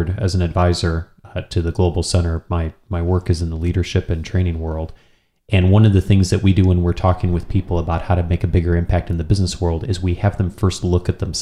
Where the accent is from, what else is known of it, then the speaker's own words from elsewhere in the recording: United States; as an American